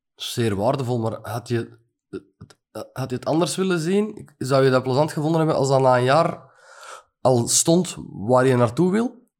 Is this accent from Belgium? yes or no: yes; Antwerp area, Flanders, Belgium; Ja, van het Antwerpse, niet van Gent